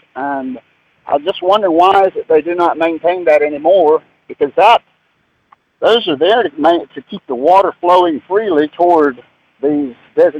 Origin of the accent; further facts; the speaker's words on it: Mooresville, North Carolina, United States; I'm born and raised in Mooresville. I've been here more than 60 years. And I grew up on a street that did not have curb and gutter.